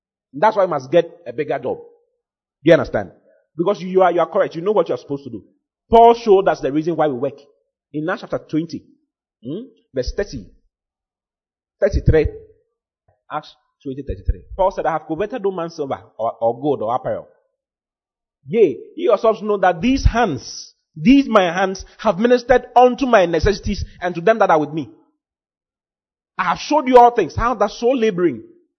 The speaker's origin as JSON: {"language": "English", "town": "Accra", "region": "Greater Accra", "country": "Ghana", "moved": "as an adult", "lives_now": "Kumasi, Ghana", "said": "I'm from Accra."}